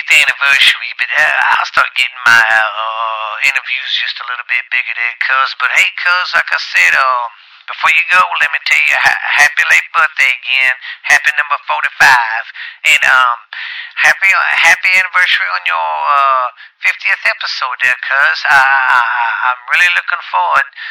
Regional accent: Louisiana, United States; I'm from Louisiana

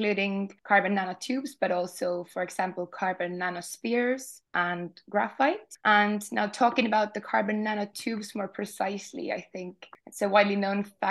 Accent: Estonia; also born or lived in Glasgow, United Kingdom; my home country of Estonia

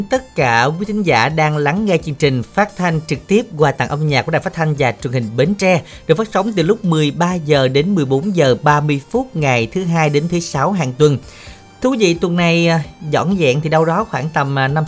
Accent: Binh Dinh, Vietnam; accent: Binh Dinh; moved away; đến từ Bình Định

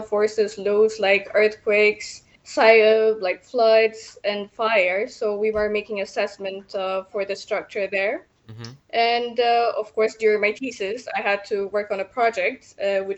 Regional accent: Addis Ababa, Ethiopia; now in Portugal; I'm originally from Ethiopia, but now I'm residing in Portugal.

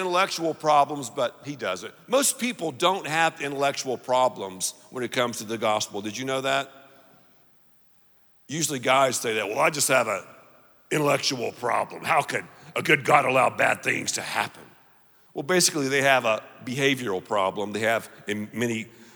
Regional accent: the South, United States; I'm from the South

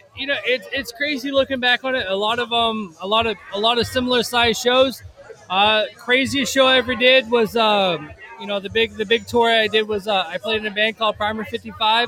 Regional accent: Nashville, Tennessee, United States; now in Louisville, United States; I grew up here in Nashville

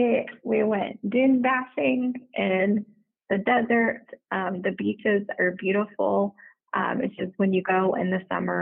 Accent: the South, United States; I am from the South, and so I'm a hugger

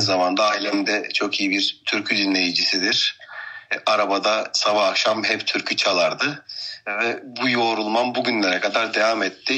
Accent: Antalya, Turkey; 1988 yılında Antalya'da dünyaya geldim.

